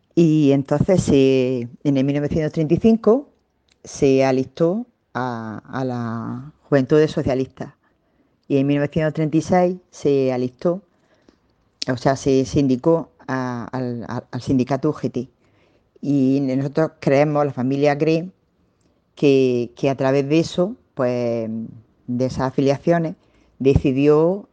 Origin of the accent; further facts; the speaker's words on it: Alhama de Almería, Andalusia, Spain; yo trabajaba en, el balneario de mi pueblo, en Alama de Almería